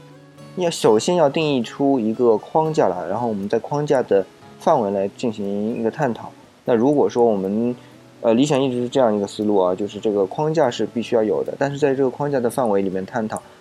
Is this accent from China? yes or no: yes; China; 我们中国人，特别是中国人啊